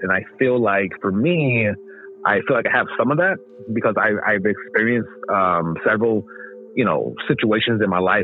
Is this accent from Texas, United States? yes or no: no; Inland Empire, San Bernardino County, California, United States; also born or lived in Los Angeles, California; I was born in LA and then I grew up in the Inland Empire, which is next door neighbors to LA, the neighboring county, San Bernardino County.